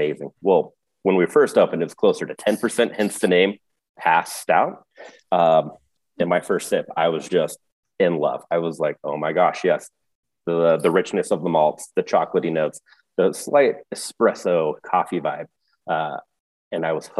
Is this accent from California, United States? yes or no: yes; near Chico, California, United States; now in Bend, United States; I grew up near Chico, California myself